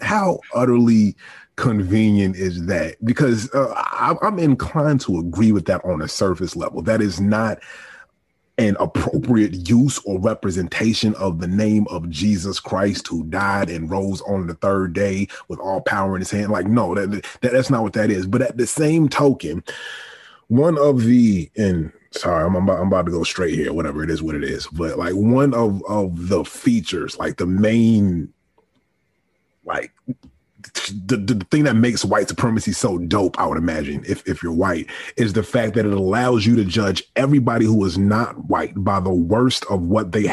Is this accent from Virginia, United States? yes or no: yes; Virginia, United States; I'm from Virginia, or I was raised in Virginia.